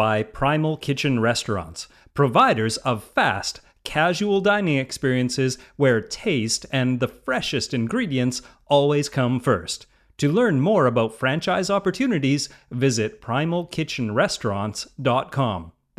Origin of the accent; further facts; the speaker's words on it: Maine, United States; now in Malibu, United States; From my early days as a kid growing up in Maine, where it seemed like everyone camped, to my death-defying adventures with Outward Bound in the wilds of New England as a teen, to my new current setup running a business in the Malibu Hills